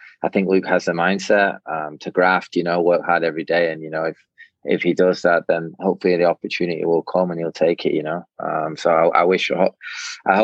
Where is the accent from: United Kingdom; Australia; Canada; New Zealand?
United Kingdom; England; now in United States; growing up in England